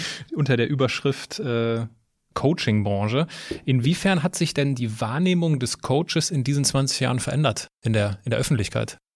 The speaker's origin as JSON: {"language": "German", "area": "Westerwald", "region": "Rhineland-Palatinate", "country": "Germany", "also_born_or_lived": "Düsseldorf / Cologne", "moved": "yes", "said": "ganz in der Nähe, wo ich herkomme, im Westerwald"}